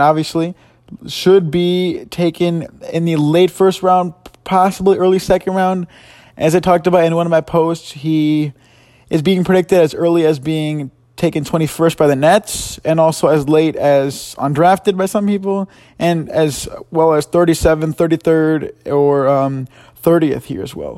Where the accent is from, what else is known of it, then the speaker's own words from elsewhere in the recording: Chicago, Illinois, United States; I'm from Chicago